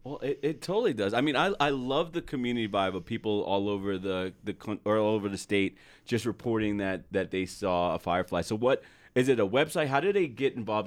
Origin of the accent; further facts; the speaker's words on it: New Jersey, United States; moved away as an adult; now in Utah, United States; I'm from Jersey